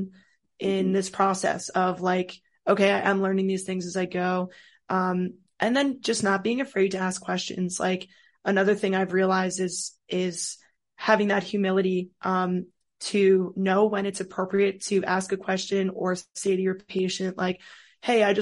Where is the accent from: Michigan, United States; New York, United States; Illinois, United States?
New York, United States; Rockland County; moved away as an adult; also born or lived in Scranton, Pennsylvania; now in Baltimore, United States; So I'm from New York, just outside of New York City in Rockland County